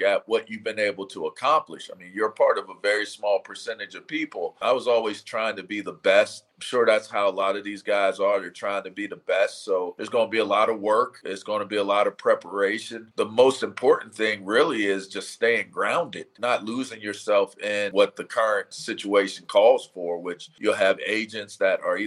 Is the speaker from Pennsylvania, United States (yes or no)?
yes; Pittsburgh, Pennsylvania, United States; I'm a Pittsburgh Penn Stater